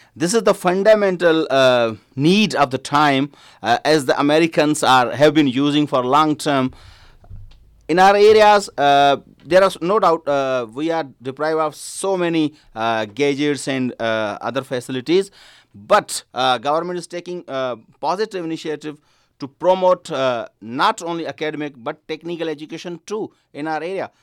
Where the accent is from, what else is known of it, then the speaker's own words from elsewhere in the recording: Sindh, Pakistan; from Sindh, Pakistan